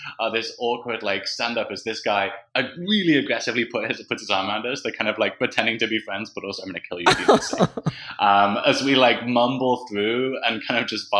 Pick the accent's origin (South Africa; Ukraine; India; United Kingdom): United Kingdom; we're British.